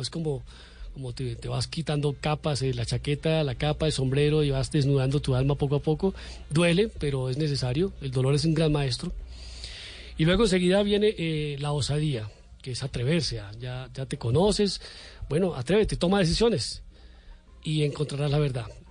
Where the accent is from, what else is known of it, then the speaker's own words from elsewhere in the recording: Cúcuta, Norte de Santander, Colombia; moved away as an adult; now in Bogotá, Colombia; Yo soy de Cúcuta, Mediterránea, vigía de la frontera, la cuna de la República, muy noble, valerosa y leal villa. Entonces eh, vengo a formarme, a estudiar en la universidad.